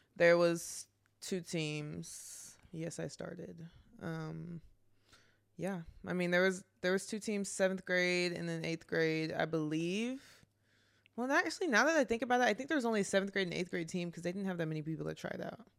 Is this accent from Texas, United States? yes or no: yes; Garland, Texas, United States; moved away as an adult; also born or lived in Plano, Texas; now in New Orleans, United States; I'm from Garland, Texas